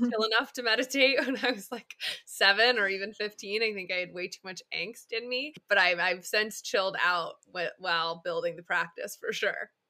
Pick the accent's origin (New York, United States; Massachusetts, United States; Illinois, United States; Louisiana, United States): New York, United States; Upstate; moved away as an adult; now in Los Angeles, United States; I am an upstate New Yorker turned West Coaster. I live in L A and have for the past five years